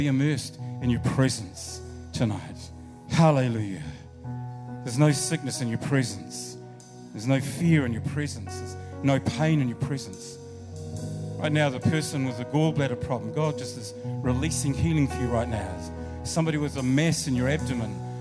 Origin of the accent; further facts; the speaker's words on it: Rangiora, Canterbury, New Zealand; moved away; also born or lived in Brooklyn, Wellington; I was born in Rangiora, so that's my hometown